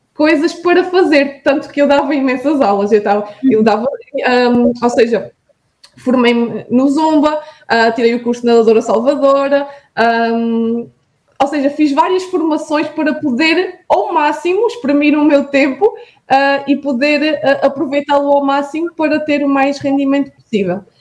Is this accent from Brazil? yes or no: no; Vidigueira, Alentejo, Portugal; now in Viana do Castelo, Portugal; eu sou um, natural da Vidigueira, que é uma, uma terra alentejana entre Beja e Évora